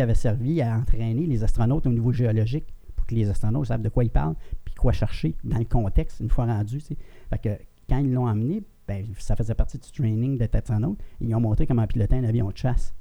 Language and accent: French; Granby, Quebec, Canada; je viens de Granby. Mon père louait un chalet à Roxton Pound.